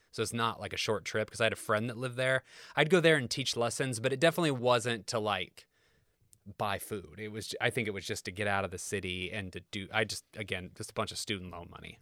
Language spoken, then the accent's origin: English; Kokomo, Indiana, United States; moved away as an adult; growing up in Kokomo